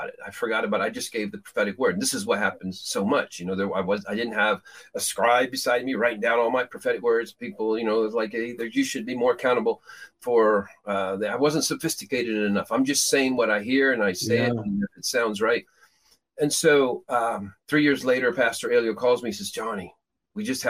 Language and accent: English; Peru; moved away; I grew up in Peru, South America